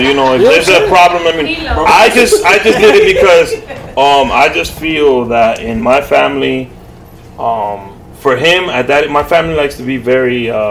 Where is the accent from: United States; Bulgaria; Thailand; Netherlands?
United States; New York City, New York; I was born in Mount Sinai, I know that.